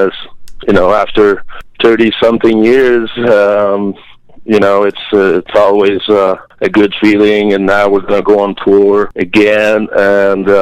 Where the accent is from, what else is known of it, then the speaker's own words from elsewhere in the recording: Jonquière, Quebec, Canada; also born or lived in Montreal; where we come from, Jonquière, Quebec